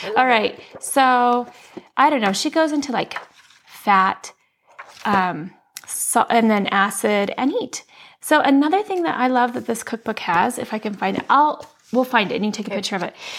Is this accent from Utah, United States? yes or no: yes; Utah, United States; moved away as an adult; also born or lived in Washington, D.C.; I grew up in Utah went to Brigham Young University, and after I graduated, I moved to Washington, D.C.